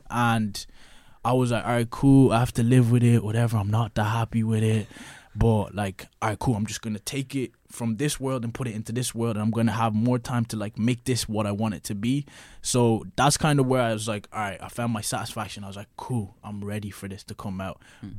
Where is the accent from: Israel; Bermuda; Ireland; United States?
Ireland; Like, LA was so big, bro. Like, it was just like, yo, I came from Ireland and I'm in LA, and it's just like everything is huge.